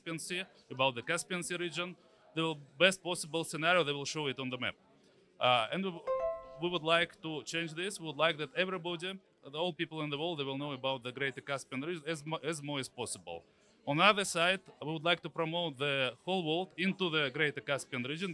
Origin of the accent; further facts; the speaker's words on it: Turkmenistan; moved away; I'm from Turkmenistan, for example, originally.